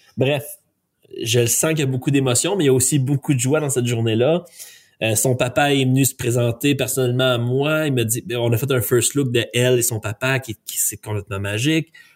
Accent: Quebec, Canada; ils savent que je suis un Canadien, ils savent que je suis un Québécois

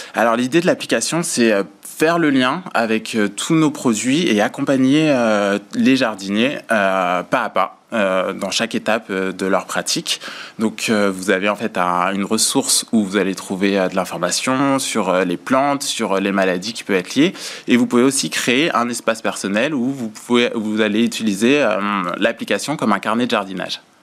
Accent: Vendée, Pays de la Loire, France; on se connaît depuis qu'on a 11 ans, on a grandi ensemble en Vendée

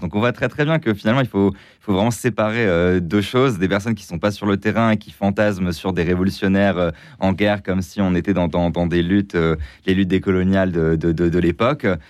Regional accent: France; en tant que Français

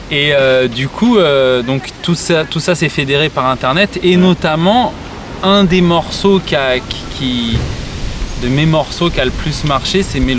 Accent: Morsang-sur-Orge, Île-de-France, France; Moi, je suis né à Morsan-sur-Orge.

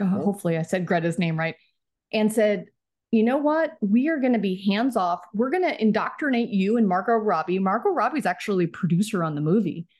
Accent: Plano, Texas, United States; moved away as an adult; also born or lived in St. Louis, Missouri; now in Los Angeles, United States; I'm from Dallas, I'm a Cowboys fan

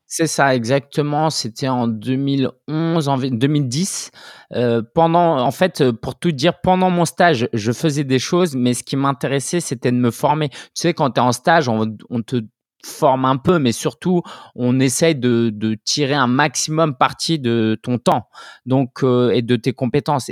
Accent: France; je suis français d'origine chinoise

